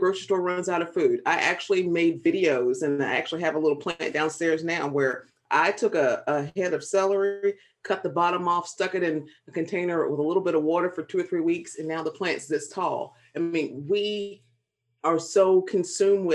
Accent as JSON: {"language": "English", "region": "South Carolina", "country": "United States", "tie": "born or raised there", "moved": "yes", "lives_now": "Virginia, United States", "said": "I grew up in South Carolina in a small town where both of my parents were educators"}